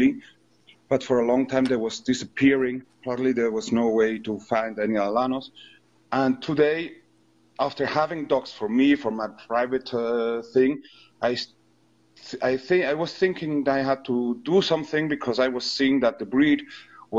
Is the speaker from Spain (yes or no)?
yes; Spain; also born or lived in Villar del Monte; I'm from Spain.